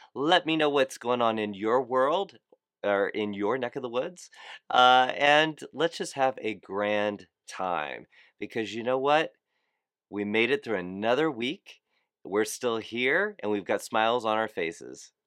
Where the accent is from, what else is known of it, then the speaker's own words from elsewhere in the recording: South Florida, United States; I'm from South Florida